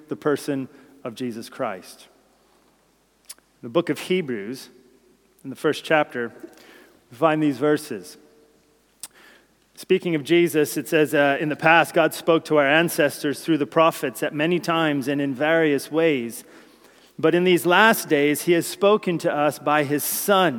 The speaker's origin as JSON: {"language": "English", "region": "New Jersey", "country": "United States", "tie": "born or raised there", "said": "My place of birth is New Jersey"}